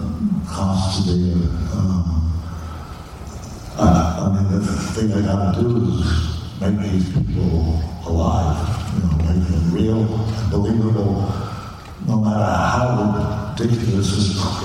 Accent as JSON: {"language": "English", "region": "New York", "country": "United States", "tie": "born or raised there", "said": "I grew up living near New York City and was living there for a long time"}